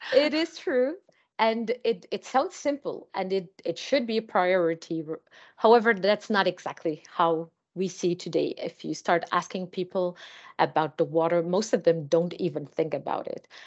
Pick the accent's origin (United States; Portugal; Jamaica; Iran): Portugal; Azores Islands; now in Lisbon, Portugal; I am from the Azores Islands